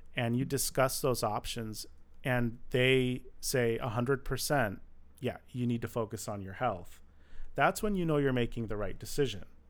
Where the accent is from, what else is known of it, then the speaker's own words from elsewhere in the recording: Michigan, United States; now in Los Angeles, United States; I grew up in Michigan